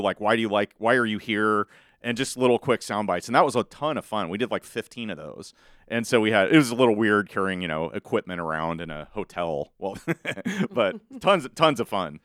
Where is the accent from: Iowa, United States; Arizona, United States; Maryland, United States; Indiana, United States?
Iowa, United States; Malvern; also born or lived in Council Bluffs, Iowa; now in Carter Lake, United States; I'm from Southwest Iowa originally, Malvern, Iowa